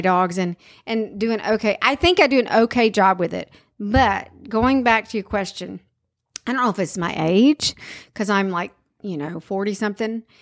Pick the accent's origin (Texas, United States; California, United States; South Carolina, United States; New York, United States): South Carolina, United States; I'm from South Carolina.